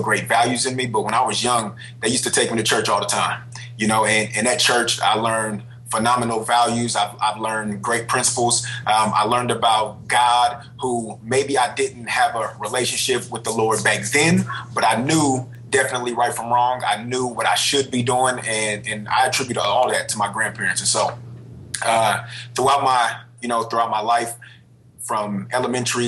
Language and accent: English; Richmond, California, United States; I'm from Richmond, California. My mother was 17. My father was 19 when they had me